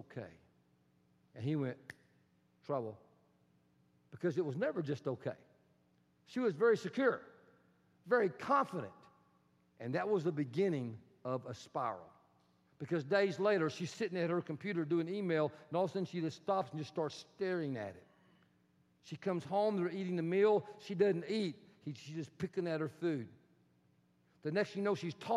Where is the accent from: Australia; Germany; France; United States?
United States; Texas; accent: Texan; I am Texan